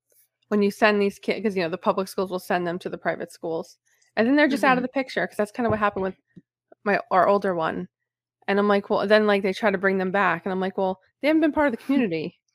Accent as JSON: {"language": "English", "town": "New York City", "region": "New York", "country": "United States", "tie": "born or raised there", "moved": "yes", "lives_now": "New Jersey, United States", "said": "When I grew up in New York City"}